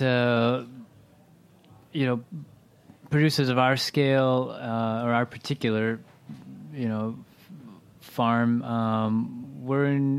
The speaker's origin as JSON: {"language": "English", "region": "Midwest", "country": "United States", "said": "as a Midwesterner"}